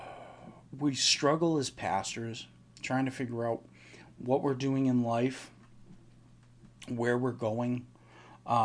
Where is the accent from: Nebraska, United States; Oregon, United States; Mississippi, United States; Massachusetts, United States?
Massachusetts, United States; eastern; also born or lived in Boston, Massachusetts / Oxford, Massachusetts; I grew up on the east part of Massachusetts